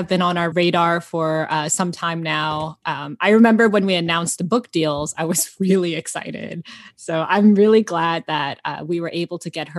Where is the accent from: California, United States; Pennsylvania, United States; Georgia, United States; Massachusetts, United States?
Georgia, United States; moved away as an adult; also born or lived in New York; now in Los Angeles, United States; I'm from Georgia, and then I went to school in New York, and then I moved to LA, and now I'm here.